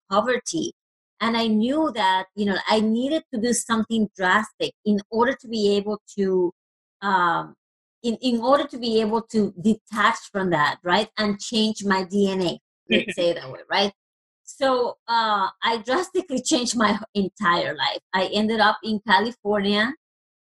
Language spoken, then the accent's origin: English; Puerto Rico; first language Spanish; English is a second language; moved away; I actually am originally from Puerto Rico. So I was raised in a Latino country, and obviously Spanish is my first language.